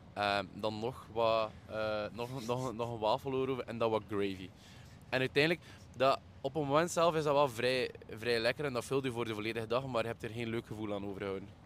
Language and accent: Dutch; Belgium; En daar is waar dat wij als Belgen dan een klein beetje in, in, in tekort komen.